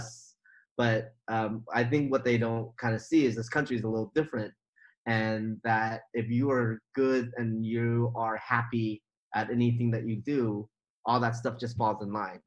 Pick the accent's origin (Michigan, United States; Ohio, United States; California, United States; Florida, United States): California, United States; about an hour from Oakland; now in Oakland, United States; all my life, I've lived in this place. I knew everybody, and everybody knew me